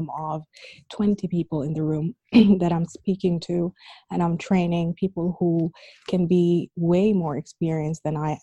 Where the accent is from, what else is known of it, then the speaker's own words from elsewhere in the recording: Abu Dhabi, United Arab Emirates; also born or lived in Sudan; growing up here in Abu Dhabi, like when I started school, I was really, really young.